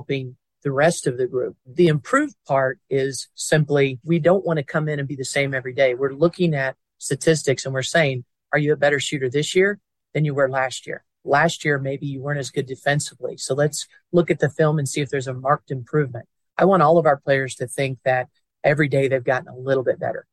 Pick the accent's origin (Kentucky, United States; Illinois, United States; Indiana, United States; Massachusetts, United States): Indiana, United States; near Indiana University, United States; moved away; My hometown is near Indiana University